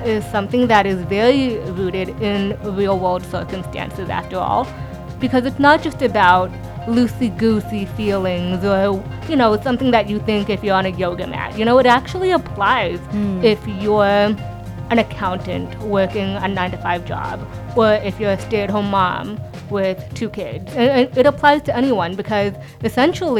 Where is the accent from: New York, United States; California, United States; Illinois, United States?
California, United States; San Francisco; I'm from San Francisco, born and raised